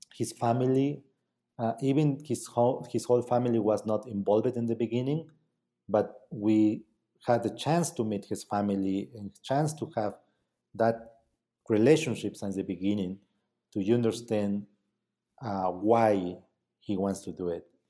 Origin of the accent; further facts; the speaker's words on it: Mazatlán, Oaxaca, Mexico; English is a second language; moved away; I was from Mazatlán